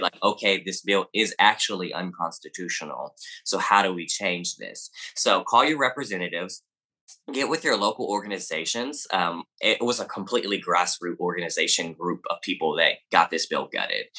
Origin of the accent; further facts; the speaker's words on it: the South, United States; accent: Southern; People say I have an accent, but, I mean, I guess I am from the South.